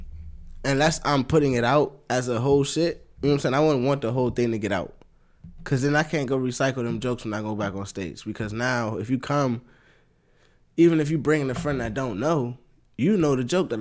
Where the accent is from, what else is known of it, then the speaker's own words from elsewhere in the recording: United States; we as an American people